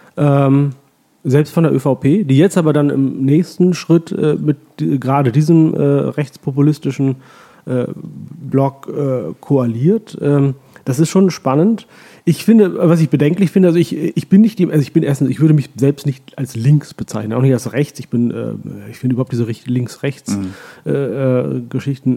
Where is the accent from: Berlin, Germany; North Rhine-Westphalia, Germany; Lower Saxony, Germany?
Lower Saxony, Germany; Hollern-Twielenfleth; moved away as an adult; also born or lived in Oldenburg / Hamburg / Heilbronn / Pakistan; now in Vienna, Austria; Meine Eltern sind ja, kurz genau. nach meiner Geburt dann äh, umgezogen in ein Dorf im alten Land äh, vor den Toren Hamburgs, das heißt Holland-Wielenfleet